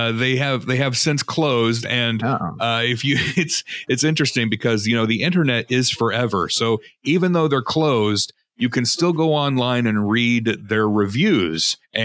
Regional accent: Chicago, Illinois, United States; Also, my then baby son was named Adam, and I'm from Chicago.

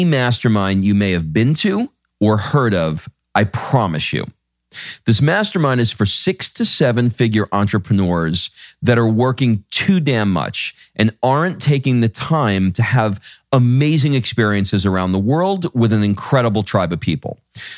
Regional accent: New York, United States; I'm from Long Island. All my East Coast people, actually people all over the world know exactly what I'm referring to if you've run into one of my kind out there in the world.

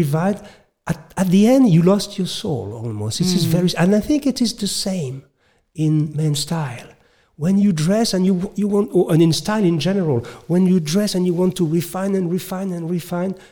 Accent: France; accent: French; English is a second language; I'm French. You can notice my accent.

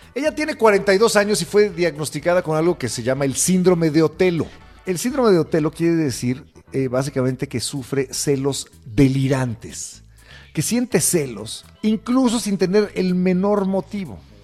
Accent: Mexico; somos los mexicanos

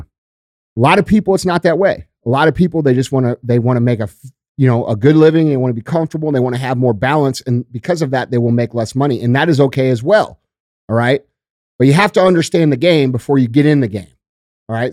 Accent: United States; I am the American fucking dream

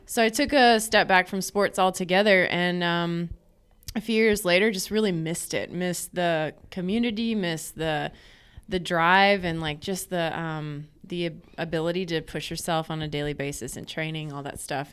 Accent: North Carolina, United States; now in Arkansas, United States; I grew up on the East Coast in North Carolina.

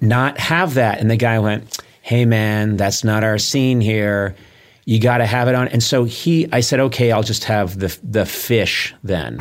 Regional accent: East Coast, United States; now in Los Angeles, United States; I grew up on the East Coast.

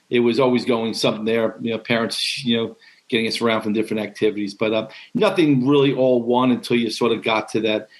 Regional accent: Long Island, New York, United States; where I grew up on Long Island

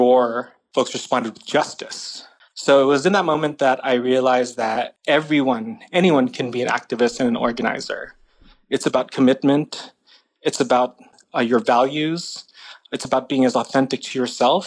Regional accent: San Jose, California, United States; I grew up in San Jose

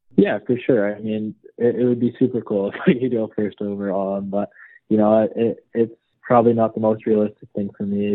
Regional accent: Nobleton, Ontario, Canada; hometown's Nobleton, Ontario for me. Um, grew up there my whole life pretty much

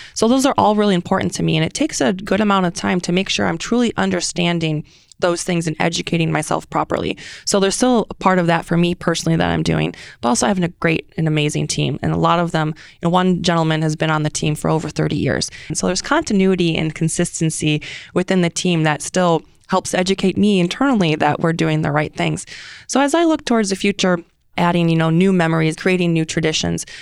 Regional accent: Detroit, Michigan, United States; moved away as an adult; also born or lived in Hawaii; now in Kansas City, United States; originally I'm from Detroit

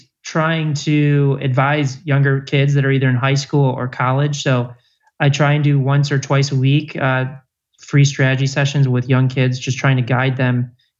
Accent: Chicago, Illinois, United States; now in West Hollywood, United States; Chicago, Illinois.

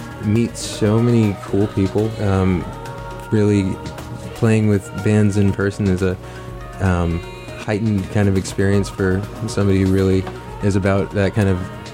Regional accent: Orlando, Florida, United States; I'm from Orlando, Florida

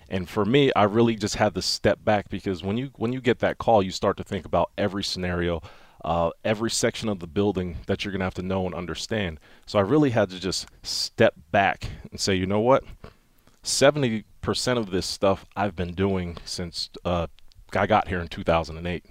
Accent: Wilkes-Barre, Pennsylvania, United States; I'm from Wilkes-Barre, Pennsylvania, northeastern Pennsylvania, coal mining region

